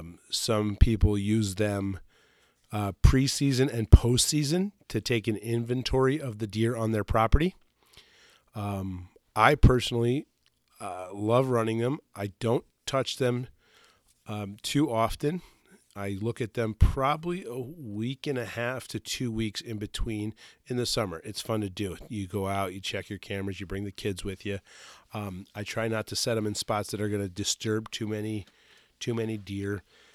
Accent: New York, United States; Where I grew up downstate in Sullivan County, the Mohawk, the Mohegan Creek was, or Mongop, Mongop Creek, had a piece of state land

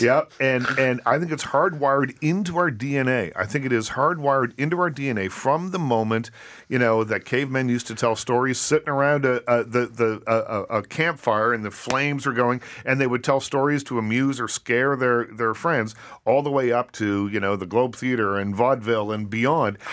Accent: Nova Scotia, Canada; Growing up on the East Coast of Canada

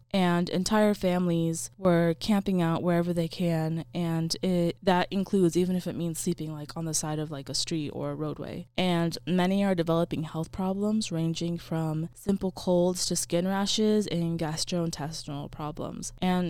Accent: Honduras; Honduras being my kind of like my home country.

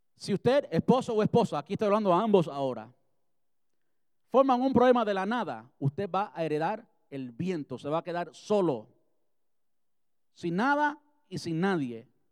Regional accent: Cuba; moved away; Yo soy cubano

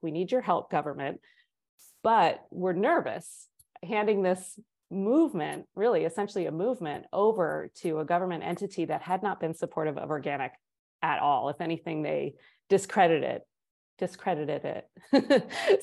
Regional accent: East Coast, United States; moved away as an adult; now in Durango, United States; I was from the East Coast

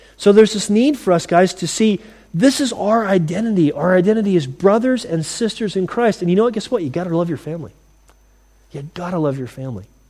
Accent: United States; moved away as an adult; now in United Kingdom; I'm glad to have been raised in America

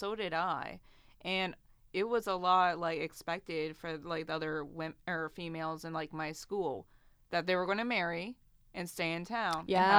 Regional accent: Cincinnati, Ohio, United States; born there; also born or lived in Columbus; And I grew up. I was born in Cincinnati. Then I went to Columbus. And then I went to a spit town.

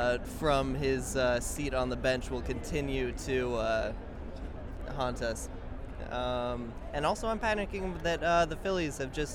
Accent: Denver, Colorado, United States; moved away; I'm originally from Denver.

